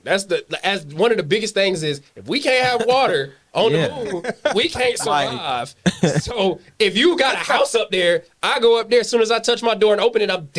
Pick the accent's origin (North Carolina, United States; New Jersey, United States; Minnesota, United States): North Carolina, United States; Greensboro; I was raised on A&T's campus. I am an HBCU baby.